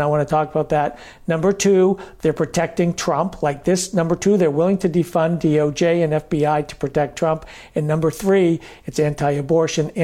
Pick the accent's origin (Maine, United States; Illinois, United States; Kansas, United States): Maine, United States; I'm from Maine